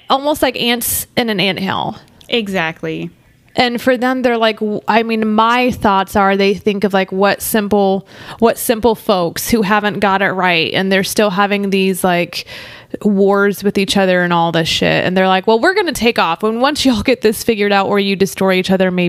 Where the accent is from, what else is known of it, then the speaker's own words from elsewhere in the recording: Texas, United States; hey y'all, I'm from Texas. We opened up completely and don't have masks anymore.